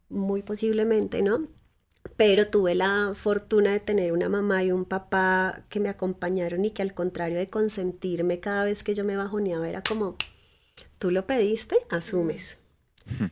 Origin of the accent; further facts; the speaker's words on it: Tabio, Cundinamarca, Colombia; Yo crecí en Tabio, que es un pueblo muy cerca de Bogotá.